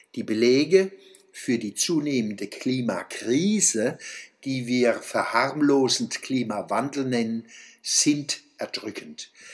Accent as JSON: {"language": "German", "town": "Mannheim", "region": "Baden-Württemberg", "country": "Germany", "said": "als Mannheimer, Deutsche, Europäer und Weltbürger"}